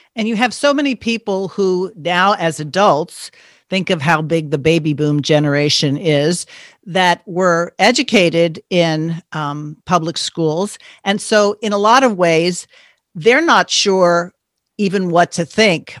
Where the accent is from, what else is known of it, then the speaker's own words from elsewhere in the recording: East Coast, United States; moved away; I grew up back on the East Coast.